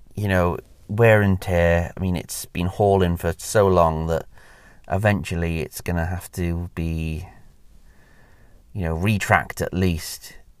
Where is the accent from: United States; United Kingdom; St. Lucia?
United Kingdom; Welsh, Wales; moved away; I used to live in Wales. I mean, I'm, I'm Welsh